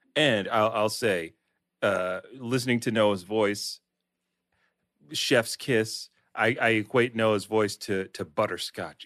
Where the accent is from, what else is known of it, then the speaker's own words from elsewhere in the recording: Delaware, United States; I'm from Delaware, which has nothing to do in it for, for any young person